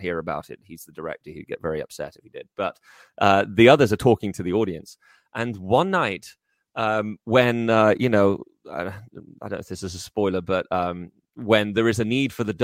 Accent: Liverpool, North West England, United Kingdom; moved away as an adult; now in United States; I grew up in Liverpool

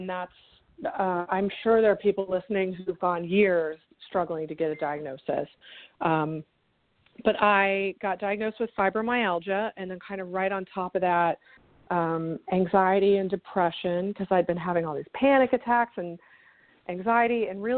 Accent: Houston, Texas, United States; moved away as an adult; now in Chicago, United States; I'm from Houston. Okay. My whole family's from Wisconsin originally, but my dad and my mom moved down there in the late 60s for work reasons, and so I grew up there

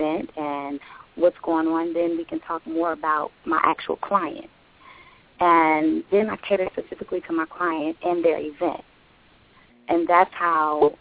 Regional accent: New York City, New York, United States; also born or lived in Atlanta; now in Chicago, United States; I was born in Chicago, and then I grew up in Brooklyn, New York. And from there, I moved to Atlanta

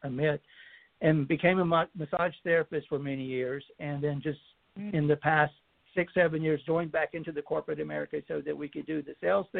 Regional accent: between Charlotte and Concord, North Carolina, United States; I grew up between Charlotte and Concord, North Carolina

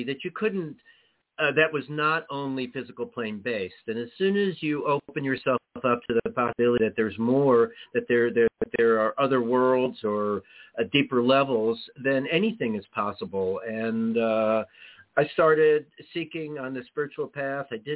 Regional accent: New York City, New York, United States; moved away as an adult; also born or lived in California; I grew up in Manhattan

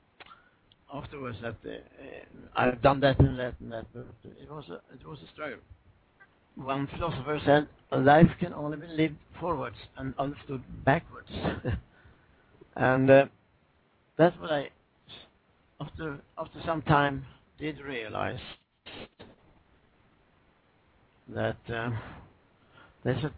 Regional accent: Swedish West Coast, Sweden; I was raised on the Swedish West Coast

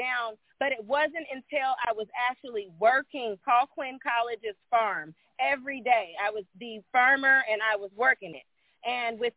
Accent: Midwest, United States; I was raised in the Midwest.

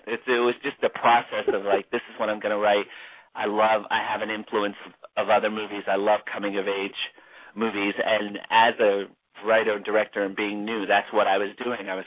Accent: New Jersey, United States; also born or lived in Orlando, Florida; now in Los Angeles, United States; I'm from New Jersey and then I moved to Florida, Orlando, Florida, and came from there to LA.

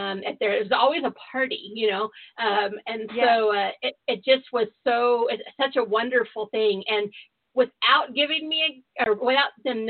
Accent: San Diego, California, United States; I grew up in Southern California, born and raised in San Diego

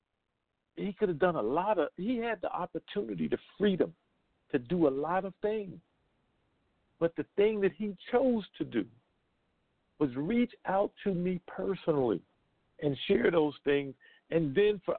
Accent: United States; being born in this country as an American citizen

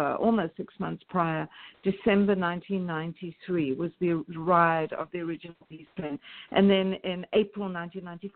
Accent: Durban, KwaZulu-Natal, South Africa; also born or lived in Port Elizabeth; Durban's practically my own hometown. My mother was born in Durban. I'm from Port Elizabeth, but I spent a lot of my youth in Durban

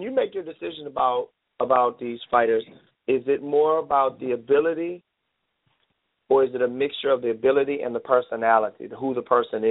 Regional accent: Detroit, Michigan, United States; I'm a kid who was born and raised in Detroit, Michigan.

